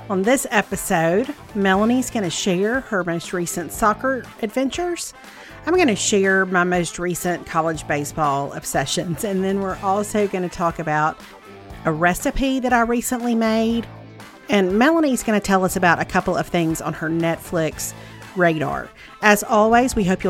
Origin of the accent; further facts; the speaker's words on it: Mississippi, United States; Growing up in Mississippi